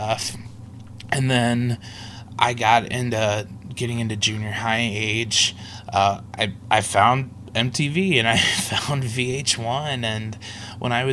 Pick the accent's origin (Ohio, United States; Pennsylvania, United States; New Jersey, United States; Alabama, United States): Ohio, United States; Cincinnati; moved away; also born or lived in Minneapolis / Fort Wayne; growing up in Cincinnati